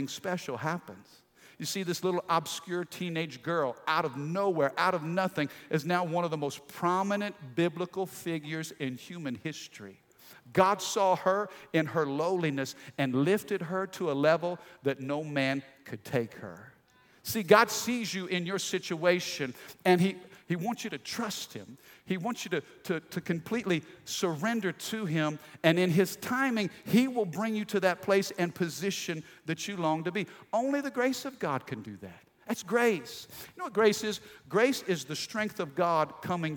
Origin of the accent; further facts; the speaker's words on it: Midwest, United States; I grew up in the Midwest in a small little country town